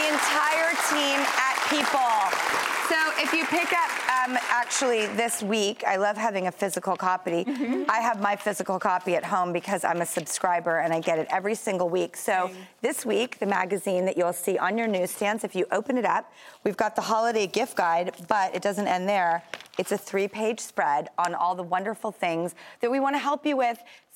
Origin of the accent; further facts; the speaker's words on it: Los Angeles, California, United States; moved away; my hometown of Los Angeles